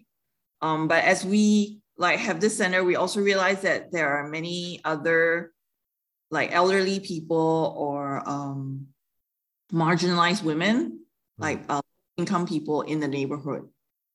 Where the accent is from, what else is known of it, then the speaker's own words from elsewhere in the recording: Singapore; moved away as an adult; now in Taiwan; I grew up in Singapore and born and bred in Singapore. And I moved to Taiwan 12 years ago